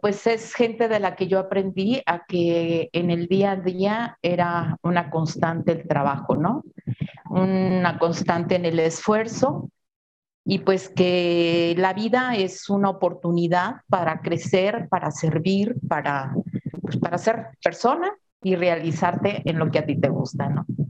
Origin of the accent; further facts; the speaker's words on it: Irapuato, Guanajuato, Mexico; Mis papás, pues, son personas que vinieron a Irapuato de Zacatecas